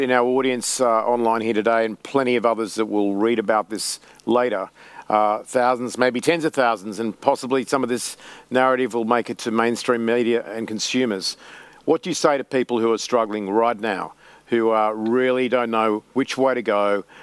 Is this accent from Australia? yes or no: yes; Queensland, Australia; I like that comment, and uh, as a Queenslander.